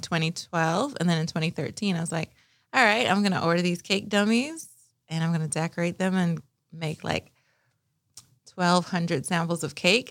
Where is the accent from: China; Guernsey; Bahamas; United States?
Bahamas; Nassau, New Providence; moved away; I grew up in Nassau, Bahamas, the land of sun, sand, and sea.